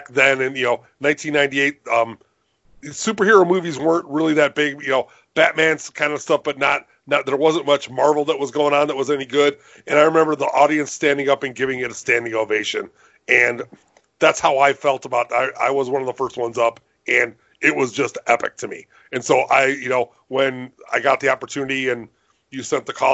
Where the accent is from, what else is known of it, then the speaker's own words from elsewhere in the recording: Chicago, Illinois, United States; I grew up here in Chicago